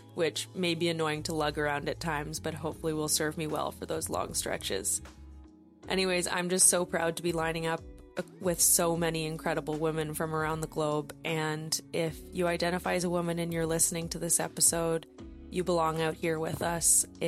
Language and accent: English; Vancouver, British Columbia, Canada; I'm from Vancouver, British Columbia, Canada.